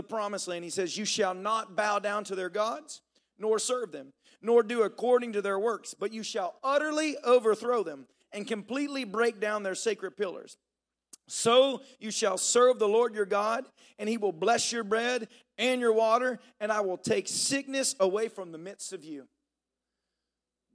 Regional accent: Tennessee, United States; moved away; I grew up in Tennessee

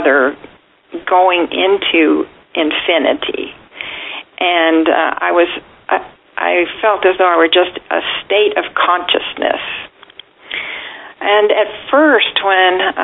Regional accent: about 90 miles north of Houston, Texas, United States; moved away; My hometown was about 90 miles north of Houston.

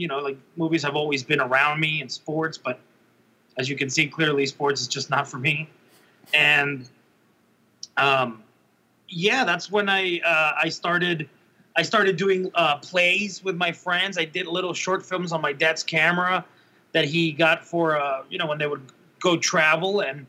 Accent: Mexico; also born or lived in Laredo, Texas; I was born in Laredo, Texas, and then grew up in Mexico, in the south and in the north part of Mexico

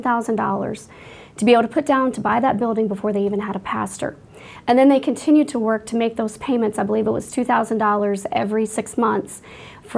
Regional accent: Washington, Iowa, United States; moved away; Iowa, which is my home state where I grew up

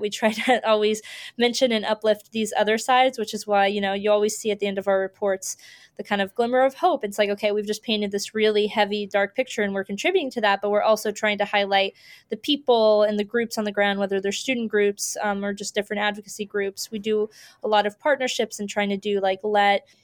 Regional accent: Florida, United States; I grew up in Florida

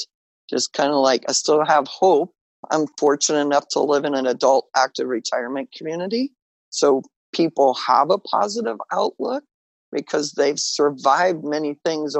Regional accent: Western Kansas, United States; I grew up in Western Kansas

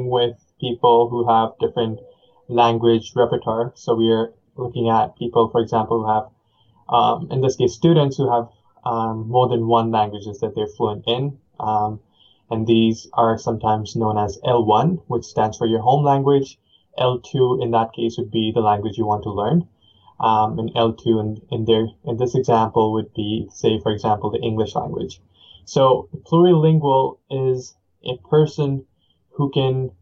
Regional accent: Chandigarh, India; first language Punjabi and Hindi; English is a second language; moved away; the city that I was brought up in, I was born in the city of Chandigarh

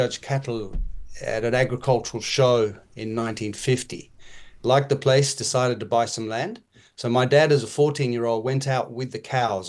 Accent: Kenya; My folks were farmers in Kenya, Tim.

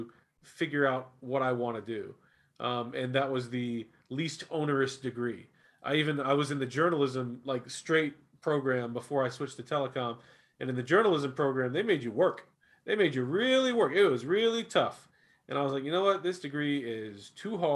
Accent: Florida, United States; I'm from Florida.

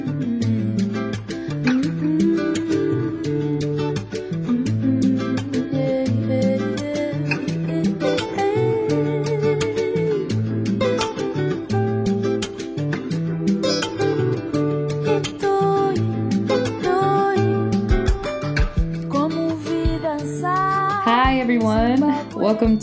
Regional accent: Providence, Rhode Island, United States; moved away as an adult; also born or lived in Spain / Portugal; Providence is, you know, it's my hometown. It's where I was born and raised

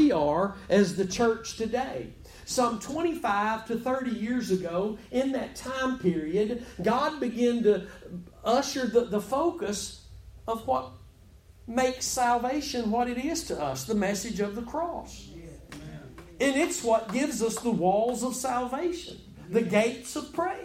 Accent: Texas, United States; I'm from Texas.

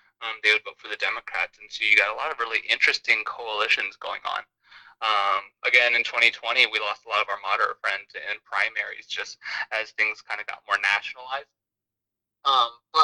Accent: United States; I grew up in America, like, you know, like I am as American as they come

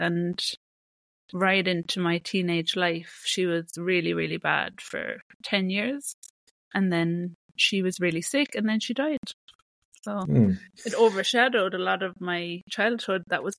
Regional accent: Ireland; moved away; Living in Ireland was beautiful. It's a really gorgeous country.

